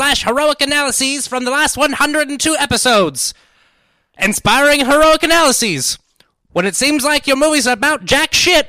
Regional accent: United Kingdom; I am British.

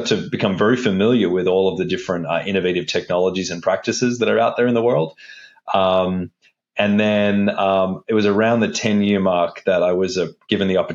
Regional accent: Australia; moved away; also born or lived in Wollongong; I grew up in Australia. That's why my voice or accent is a little bit strange

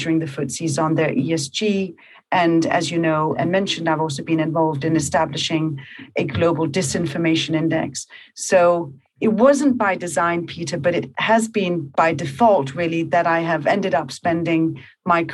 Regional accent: Copenhagen, Capital Region of Denmark, Denmark; moved away as an adult; also born or lived in New York; I'm from Copenhagen. And I moved to New York

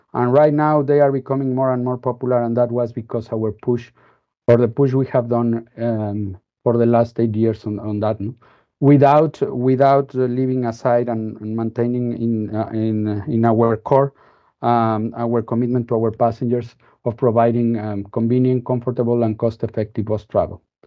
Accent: Mexico City, Mexico; I'm from Mexico City, that it's in central Mexico

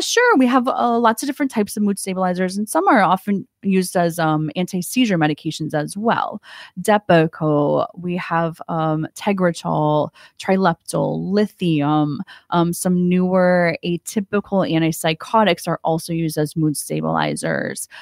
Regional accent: Ohio, United States; moved away as an adult; also born or lived in Fort Lauderdale, Florida; now in Stuart, United States; I'm from Ohio.

